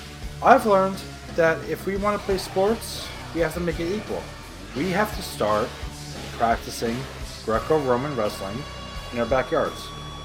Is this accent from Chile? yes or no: no; Paraguay; Even though I'm not from Portugal, I'm from Paraguay.